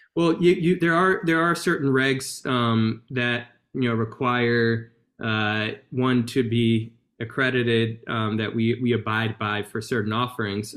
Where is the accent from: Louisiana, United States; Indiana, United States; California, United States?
Louisiana, United States; Baton Rouge; my hometown, uh, which is Baton Rouge, Louisiana